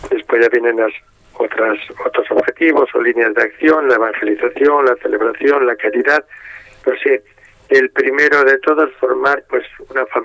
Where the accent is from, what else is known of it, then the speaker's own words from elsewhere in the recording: Ávila, Castile and León, Spain; moved away as an adult; also born or lived in Arévalo / Salamanca / Madrid / Parla; now in Vigo, Spain; Pues yo nací en un pueblo, ciudad de Ávila, que se llama Arévalo aunque viví mi infancia en Ávila. Y ya de pequeño mm, fui a un colegio salesiano, allí surgió mi vocación como salesiano, pues llevo 61 años ya de salesiano